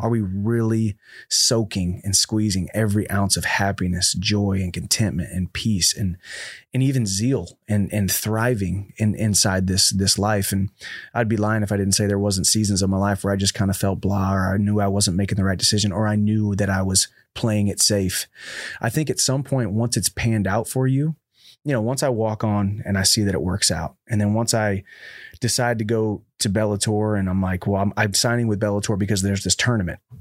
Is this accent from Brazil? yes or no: no; High Ridge, Missouri, United States; We're from High Ridge